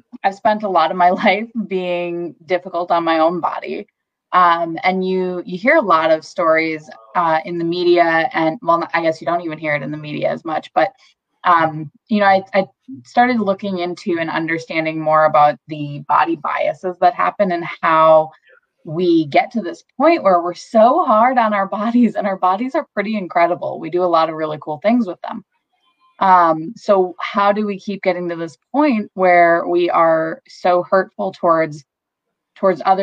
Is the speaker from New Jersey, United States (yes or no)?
no; Wisconsin, United States; I'm from Wisconsin. I've been in Wisconsin my whole life